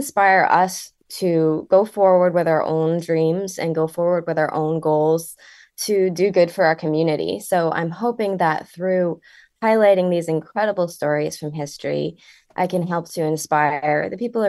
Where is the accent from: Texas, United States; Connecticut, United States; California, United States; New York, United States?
Connecticut, United States; So I was born and raised in Connecticut. I was born in Litchfield County. And we briefly moved out of the state before we came back to where I currently live in the northeastern corner of the state.